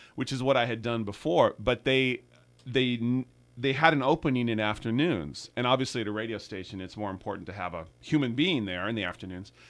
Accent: El Cerrito, California, United States; also born or lived in San Francisco; born in San Francisco and then, uh, was raised in the El Cerrito, Richmond Hills kind of area

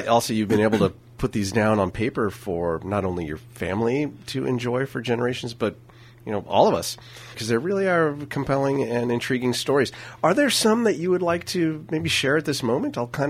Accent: St. Helena, California, United States; which I can totally relate to, growing up in St. Helena and ending up at a school of 45,000 people

